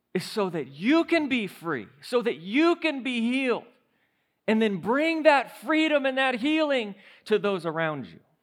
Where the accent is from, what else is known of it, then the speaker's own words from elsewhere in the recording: St. Louis, Missouri, United States; Saint Louis